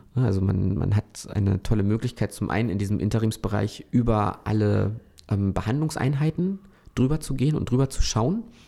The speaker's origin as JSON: {"language": "German", "town": "Hoyerswerda", "region": "Saxony", "country": "Germany", "tie": "born or raised there", "moved": "yes", "lives_now": "Hannover, Germany", "said": "gebürtig ähm, stamme ich aus Hoyerswerda"}